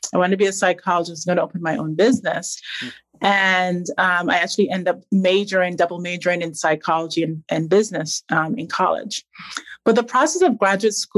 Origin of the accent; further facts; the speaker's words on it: Barbados; I grew up in Barbados